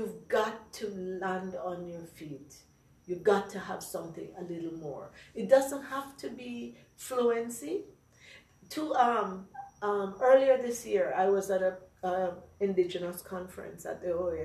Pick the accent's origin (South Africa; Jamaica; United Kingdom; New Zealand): Jamaica; also born or lived in Brooklyn, New York; now in United States; I am a Jamaican